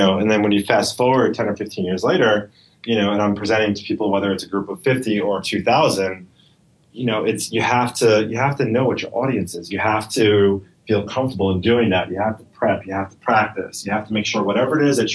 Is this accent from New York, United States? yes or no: yes; New York, United States; I speak fast. I'm a New Yorker. I'm from here